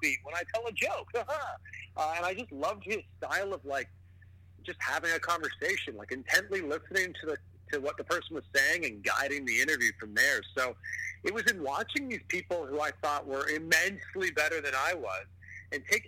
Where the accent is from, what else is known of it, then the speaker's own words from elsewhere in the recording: Pickering, Ontario, Canada; also born or lived in Toronto; my hometown of Pickering, Ontario